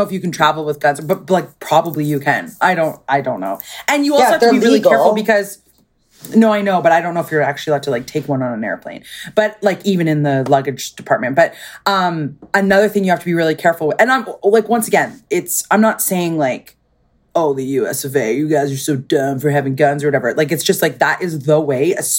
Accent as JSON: {"language": "English", "country": "Canada"}